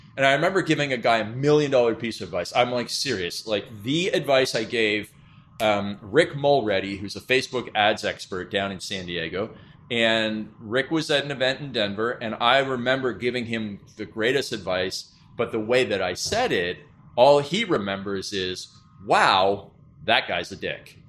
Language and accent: English; Canada; being Canadian